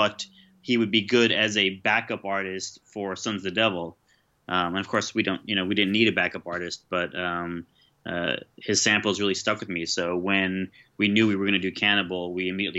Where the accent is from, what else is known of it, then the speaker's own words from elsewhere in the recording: New York, United States; I grew up in New York